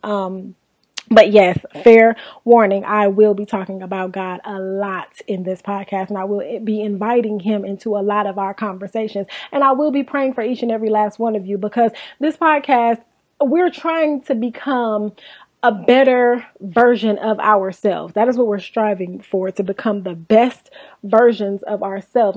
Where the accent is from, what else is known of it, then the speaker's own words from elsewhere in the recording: Inglewood, California, United States; born and raised in Inglewood, California. I'm actually still in California.